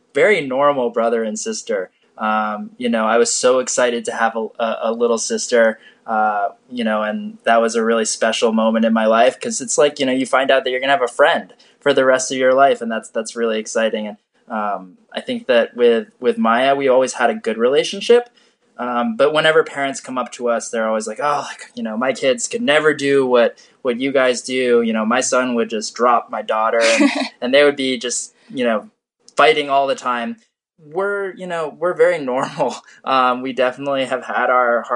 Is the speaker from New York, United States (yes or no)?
no; Connecticut, United States; moved away; we had a great childhood growing up in Connecticut